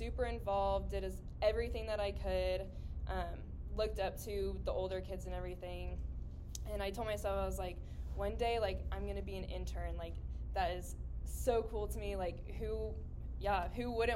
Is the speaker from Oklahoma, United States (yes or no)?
yes; Edmond, Oklahoma, United States; I grew up in Edmond and stayed in Edmond